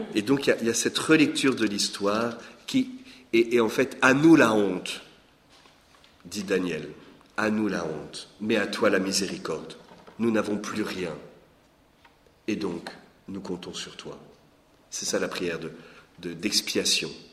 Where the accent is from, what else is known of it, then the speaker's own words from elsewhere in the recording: Lorraine, Grand Est, France; moved away as an adult; also born or lived in Belgium; Je suis né en Lorraine, il y a 46 ans